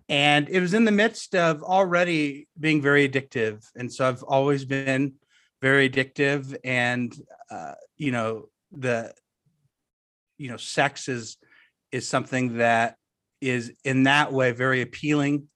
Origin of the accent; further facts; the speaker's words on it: suburbs of Orange County, Southern California, United States; I grew up in Southern California